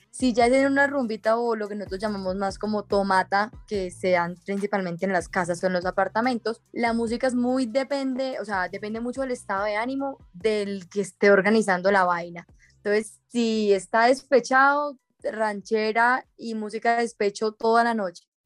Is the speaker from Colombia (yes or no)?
yes; Cúcuta, Norte de Santander, Colombia; now in Bogotá, Colombia; Yo como buena cucuteña y además colombiana